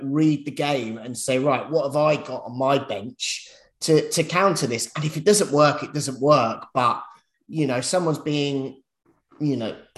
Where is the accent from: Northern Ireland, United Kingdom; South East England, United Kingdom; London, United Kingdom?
London, United Kingdom; I'm from North London